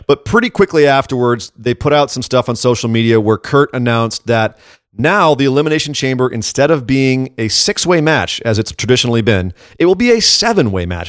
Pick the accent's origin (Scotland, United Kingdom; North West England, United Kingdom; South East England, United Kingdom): Scotland, United Kingdom; As a Scot